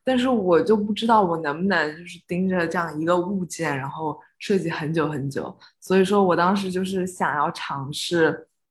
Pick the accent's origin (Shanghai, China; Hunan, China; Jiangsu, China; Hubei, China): Jiangsu, China; Suzhou; moved away as an adult; now in Los Angeles, United States; 因为我是苏州人，然后我，我们就是在苏州的国际学校上